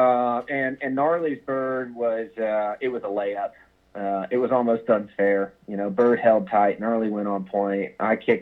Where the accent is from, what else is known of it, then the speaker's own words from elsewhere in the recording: Kansas, United States; I was born and raised in Kansas